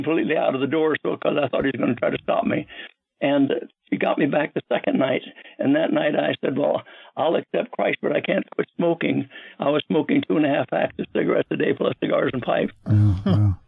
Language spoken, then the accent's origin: English; Nebraska, United States; I was born outside the United States in a place called Nebraska, and in a little tiny town